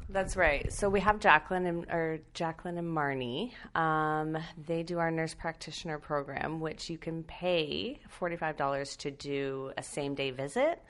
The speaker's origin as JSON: {"language": "English", "town": "London", "region": "Ontario", "country": "Canada", "tie": "born or raised there", "said": "I'm born and raised in London. Um, so I've stayed here my whole life. I went to Fanshawe"}